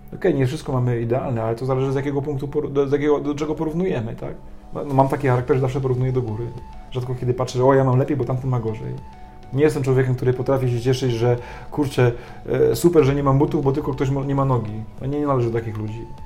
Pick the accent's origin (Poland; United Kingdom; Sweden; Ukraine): Poland; also born or lived in France; ja wyrosłem na warunkach polskich, to całe tradycje, wszystko to zostało mi wpojone